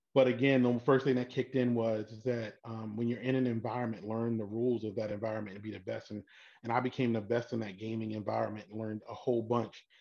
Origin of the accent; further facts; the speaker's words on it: Baltimore, Maryland, United States; born and raised in Baltimore.